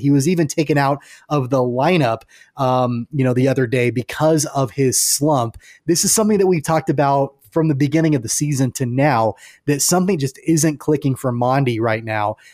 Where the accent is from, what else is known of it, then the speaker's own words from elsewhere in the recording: Clearwater, Kansas, United States; I grew up in Clearwater